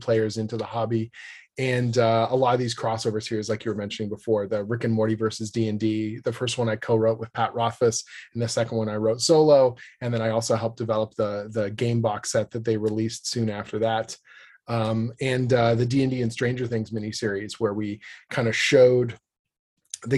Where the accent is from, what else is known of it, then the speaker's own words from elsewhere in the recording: Canada; I'm a Canadian writer